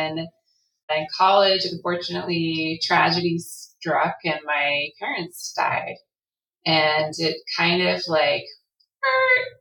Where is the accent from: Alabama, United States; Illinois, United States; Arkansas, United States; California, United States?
California, United States; I'm from California